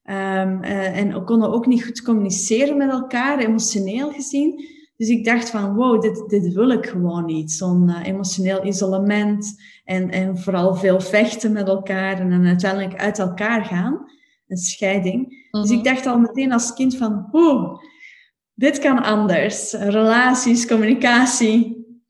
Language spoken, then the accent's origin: Dutch; Belgium; als Belg